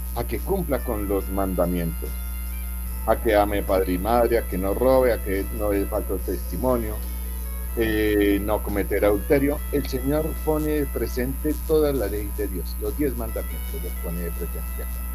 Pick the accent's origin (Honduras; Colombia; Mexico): Colombia; como colombianos